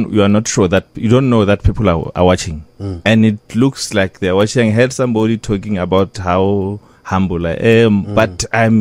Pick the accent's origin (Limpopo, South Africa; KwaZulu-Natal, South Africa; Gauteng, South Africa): Limpopo, South Africa; Zebediela; also born or lived in Johannesburg; I'm a boy from Zibidiela, Garakwata, I mean, from the Bundus.